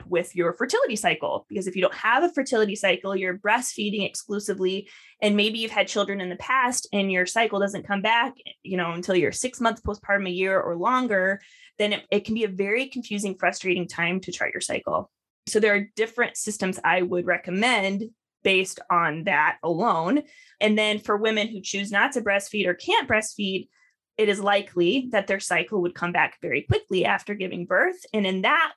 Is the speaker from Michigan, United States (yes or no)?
no; Iowa, United States; I'm from Iowa.